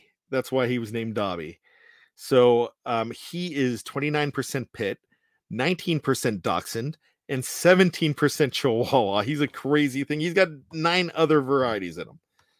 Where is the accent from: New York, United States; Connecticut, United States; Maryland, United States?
Maryland, United States; Hagerstown; And I'm from Hagerstown, Maryland.